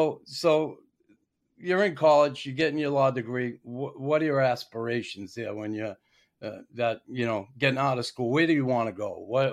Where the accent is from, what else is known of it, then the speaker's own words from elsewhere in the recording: Boston, Massachusetts, United States; me growing up in Boston